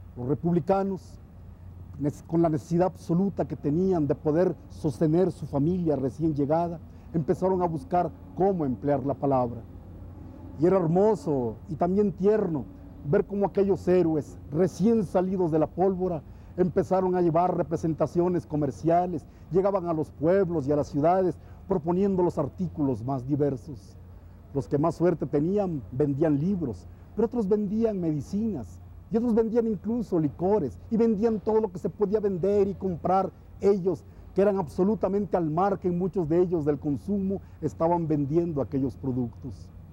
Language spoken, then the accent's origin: Spanish; Tuxtla Gutiérrez, Chiapas, Mexico; mi ciudad, en Tuzla Gutiérrez